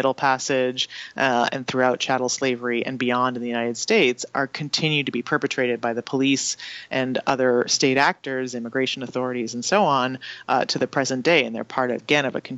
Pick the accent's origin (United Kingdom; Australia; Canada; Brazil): Canada; moved away; I didn't learn about in school in Canada